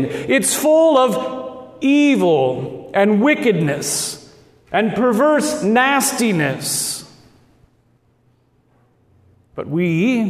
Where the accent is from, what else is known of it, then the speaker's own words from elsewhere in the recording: Lincoln, Nebraska, United States; accent: Midwestern Nebraska; both my brother Craig and I were raised here in Lincoln. Our parents are both Nebraskans, and they taught us to speak in that normal Midwestern Nebraska accent.